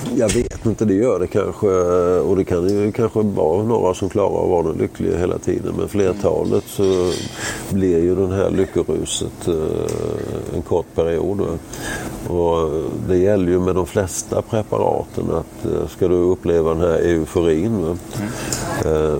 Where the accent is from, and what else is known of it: Sweden